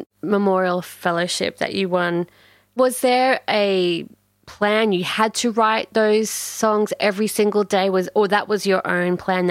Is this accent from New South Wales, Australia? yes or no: no; Townsville, Queensland, Australia; born there; I was born in Townsville.